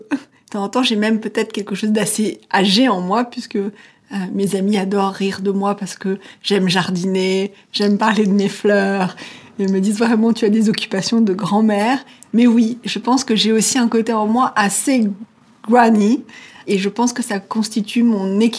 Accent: Switzerland; J'ai grandi en Suisse euh, avec mes grands-parents une partie de mon enfance et j'ai vraiment grandi là-dedans.

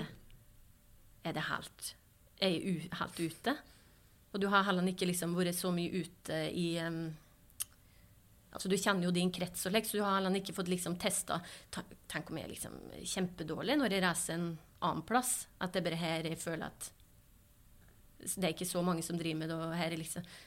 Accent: Kvam, Innlandet, Norway; Oppveksten på Kvam, det skal høre, det, var, det er en fantastisk oppvekst eh, jeg har hatt eh, på Kvam

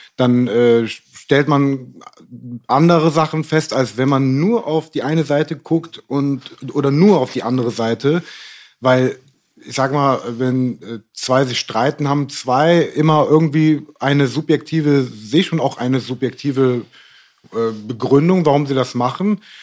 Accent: Cologne, North Rhine-Westphalia, Germany; da, wo ich herkomme, in Köln

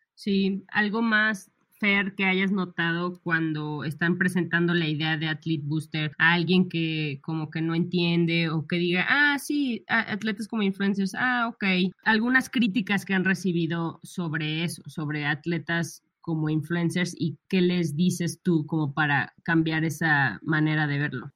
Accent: León, Guanajuato, Mexico; also born or lived in Monterrey; somos las dos de León

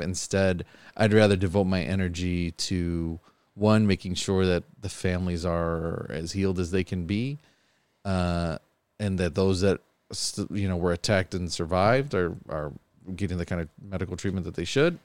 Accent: Buffalo, New York, United States; I've been born and raised in Buffalo my whole life

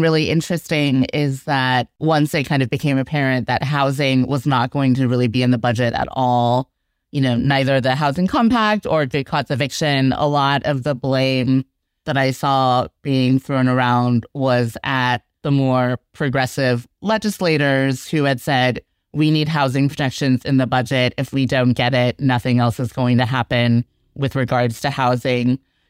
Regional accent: Texas, United States; now in New York, United States; I grew up in Texas, and so is the legislative process in Texas worse than the one here in New York?

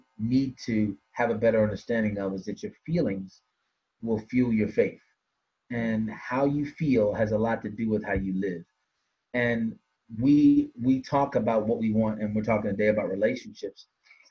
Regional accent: Washington, District of Columbia, United States; I hail from Washington, D.C.

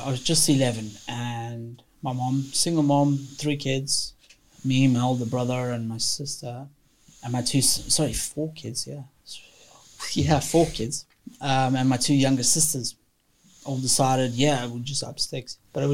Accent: Johannesburg, Gauteng, South Africa; I grew up in South Africa. I was South African born. Johannesburg.

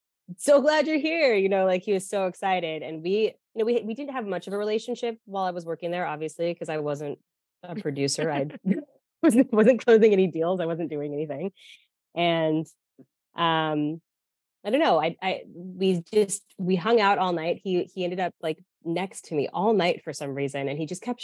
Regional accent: Denver, Colorado, United States; moved away as an adult; also born or lived in New York; I'm from Denver, Colorado.

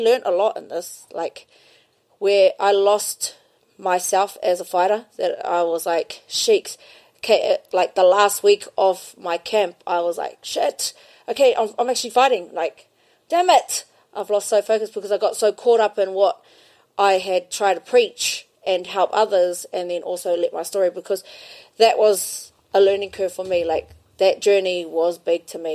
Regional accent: Kaitaia, Northland, New Zealand; also born or lived in Ahipara; I'm born in Kaitaia, but I'm from Pukipuru.

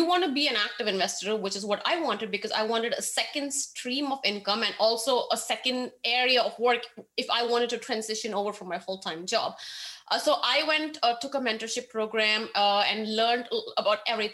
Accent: India; moved away as an adult; now in Austin, United States; I grew up in India

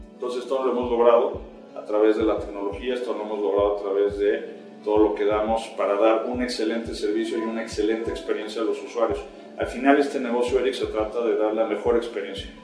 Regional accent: Mexico; Siendo mexicanos

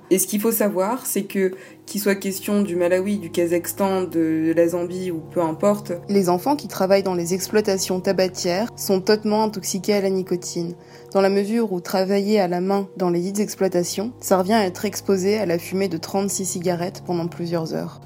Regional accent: Martinique; J'ai grandi en Martinique, j'y ai passé toute mon enfance et toute mon adolescence

